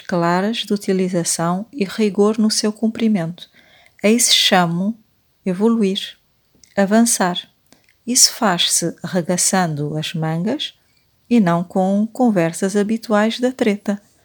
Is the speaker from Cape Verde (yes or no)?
yes; Cape Verde; eu que nasci e cresci em Cabo Verde